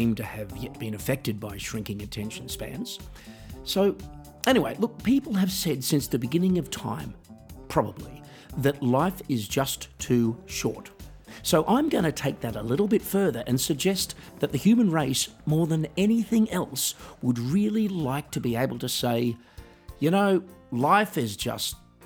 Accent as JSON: {"language": "English", "country": "Australia", "tie": "born or raised there", "moved": "yes", "said": "my hometown in Australia"}